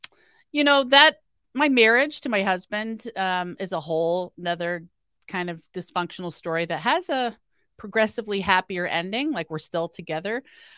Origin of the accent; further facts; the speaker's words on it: Iowa, United States; my dad was an alcoholic and my parents are farmers and I'm from Iowa.